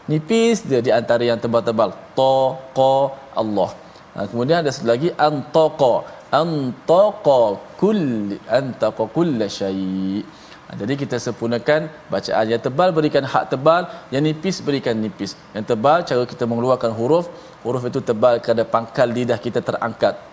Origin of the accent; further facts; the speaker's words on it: Terengganu, Malaysia; Saya orang Terengganu tapi saya buat, buat pandai lah.